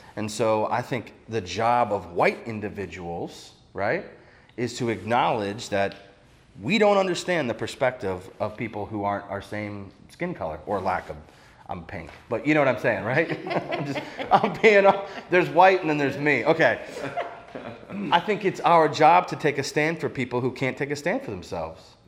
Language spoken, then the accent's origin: English; Ohio, United States; I grew up in Ohio.